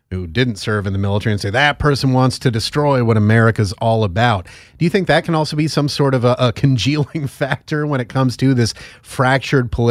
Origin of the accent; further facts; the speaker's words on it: Northeast, United States; I'm from the Northeast. I'm familiar with the area.